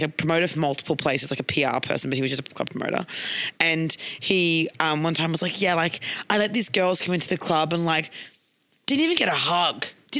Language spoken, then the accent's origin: English; Brisbane, Queensland, Australia; I'm from Brisbane, babe.